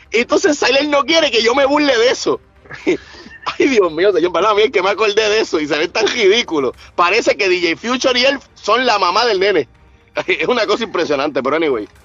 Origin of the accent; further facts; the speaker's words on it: Puerto Rico; yo tengo que decir videos fatulos como típico puertorriqueño que se queda en la isla